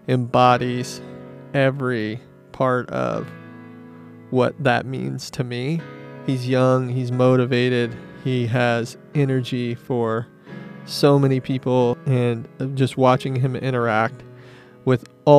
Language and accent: English; Midwest, United States; We had that thing in common where we're both from the Midwest, yeah. A small town, not a lot of things to do.